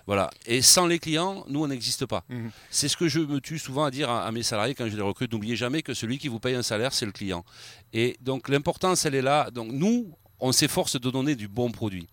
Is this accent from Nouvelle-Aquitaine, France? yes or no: yes; Arcachon Basin / Val de l'Eyre, Nouvelle-Aquitaine, France; je suis un enfant du pays. Ça fait 35 ans que je suis dans la viande ici. Je suis né ici. Je suis originaire du bassin Val de l'Aire.